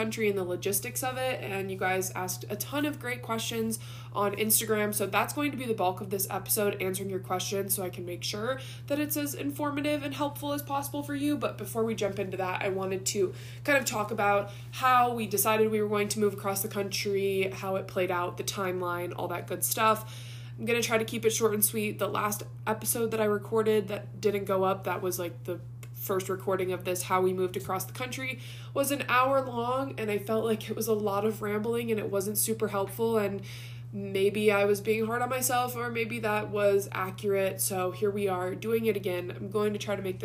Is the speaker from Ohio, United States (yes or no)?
yes; Ohio, United States; moved away as an adult; Tristan and I were both born and raised in Ohio